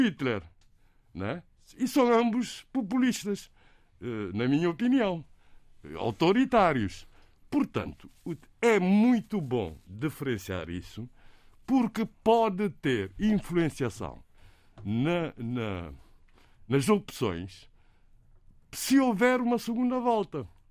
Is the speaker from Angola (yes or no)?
no; Cape Verde; first language Cape Verdean Creole; Portuguese is a second language; a nossa língua materna seja chamada de crioulo, que se deve dizer língua cabo-verdiana